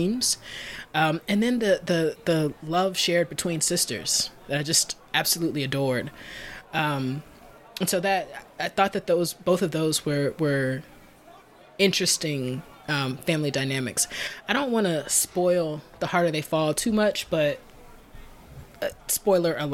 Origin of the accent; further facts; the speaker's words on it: Alabama, United States; I'm from Alabama